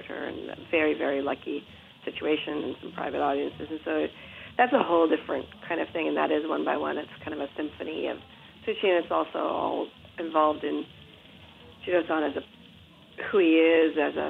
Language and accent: English; Atherton, California, United States; moved away as an adult; also born or lived in Palo Alto; now in Japan; I was born in Palo Alto, grew up in Atherton